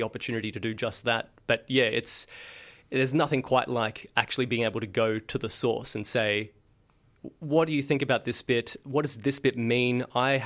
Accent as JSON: {"language": "English", "town": "Sydney", "region": "New South Wales", "country": "Australia", "tie": "born or raised there", "said": "I started out working with school groups when I grew up in Sydney"}